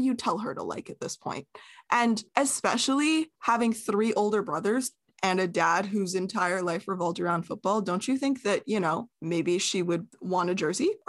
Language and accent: English; Canada; We are Canadian